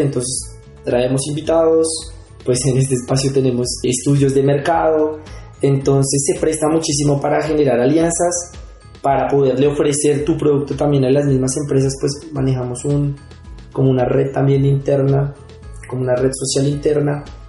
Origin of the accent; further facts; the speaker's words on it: Bogotá, Colombia; yo soy de Bogotá. Eh, yo nací acá, mi familia es de acá.